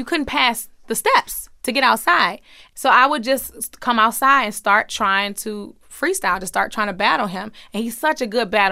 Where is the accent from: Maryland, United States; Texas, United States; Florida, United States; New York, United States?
Maryland, United States; Baltimore; I grew up in Baltimore